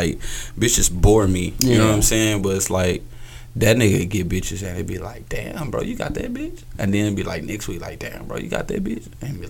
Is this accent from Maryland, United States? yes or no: no; Houston, Texas, United States; people in Houston don't think I'm from Houston.